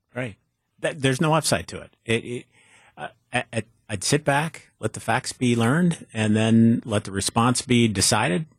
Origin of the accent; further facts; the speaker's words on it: Superior, Wisconsin, United States; my hometown of Superior